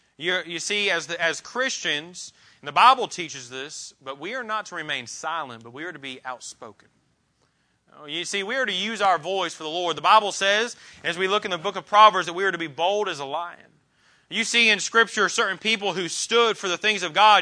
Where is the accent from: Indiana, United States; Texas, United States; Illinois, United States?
Indiana, United States; Columbus; the different people that I grew up with in Columbus, Indiana